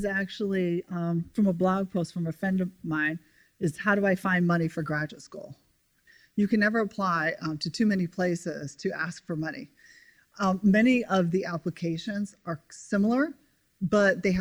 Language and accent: English; Evansville, Indiana, United States; moved away as an adult; also born or lived in Atlanta, Georgia; I'm originally from Evansville, Indiana, and growing up in Indiana